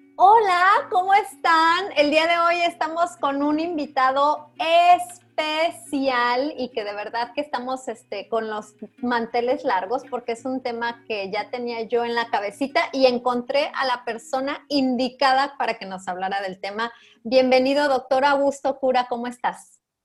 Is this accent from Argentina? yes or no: no; Mexico; aquí en México, aquí en mi país, incluso en mi comunidad